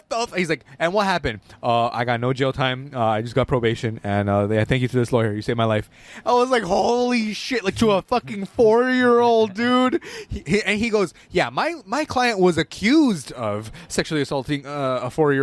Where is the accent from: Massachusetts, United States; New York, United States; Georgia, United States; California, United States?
California, United States; Los Angeles; we're from